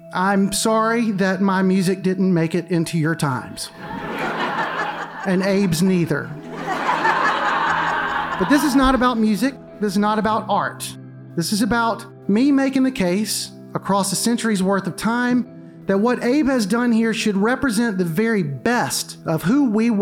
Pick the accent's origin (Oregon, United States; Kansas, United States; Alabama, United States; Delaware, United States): Alabama, United States; Mobile; I grew up in Mobile